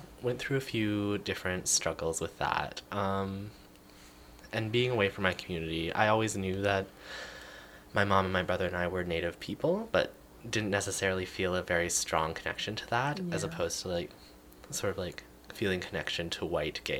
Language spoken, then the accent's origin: English; Grande Prairie, Alberta, Canada; moved away as an adult; also born or lived in Chetwynd, British Columbia / West Moberly First Nations, British Columbia; now in Victoria, Canada; in the neighboring town of Chetwynd. Mm-hmm. For the first 7 years of my life. Moved to Grand Prairie, Alberta.